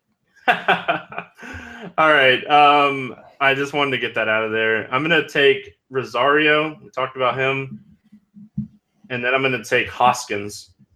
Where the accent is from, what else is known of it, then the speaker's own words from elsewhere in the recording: DeLand, Florida, United States; a Deland, Florida boy, my hometown